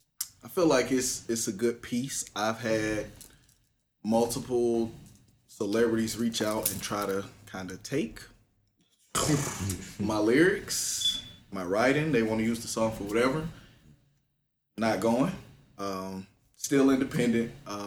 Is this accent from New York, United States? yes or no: no; College Park, Georgia, United States; growing up in College Park